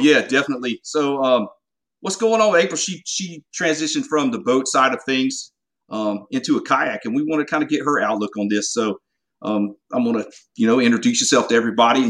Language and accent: English; Golden Isles area in Southeast Georgia, United States; accent: Southern; grew up in the Golden Isles area in Southeast Georgia